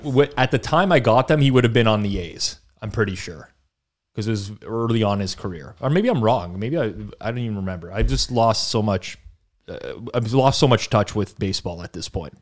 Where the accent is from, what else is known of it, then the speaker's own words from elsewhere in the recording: Canada; growing up in Canada